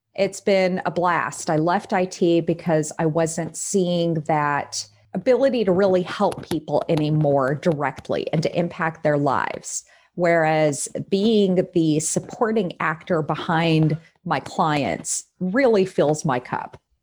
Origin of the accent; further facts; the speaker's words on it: Texas, United States; now in Des Moines, United States; I'm from Texas, but I've been in Iowa eleven years